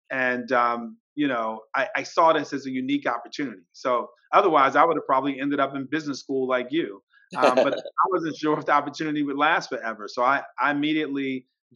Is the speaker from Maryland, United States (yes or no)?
yes; Baltimore, Maryland, United States; I'm originally from Baltimore.